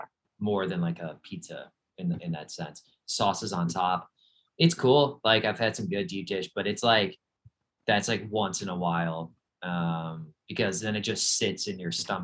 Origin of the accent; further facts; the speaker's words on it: Cleveland, Ohio, United States; I grew up in Cleveland, Ohio